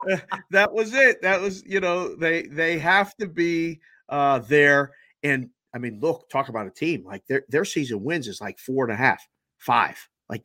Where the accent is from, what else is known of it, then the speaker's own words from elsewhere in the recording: Pittsburgh, Pennsylvania, United States; I'm born and raised in Pittsburgh. I grew up in the days of the Steel Curtain, lived next door to Jack Ham for a few years.